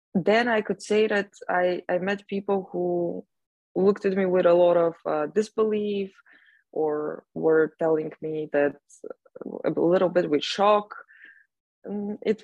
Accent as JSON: {"language": "English", "country": "Bulgaria", "moved": "yes", "lives_now": "Austria", "said": "I am from Bulgaria, but I am in Austria right now."}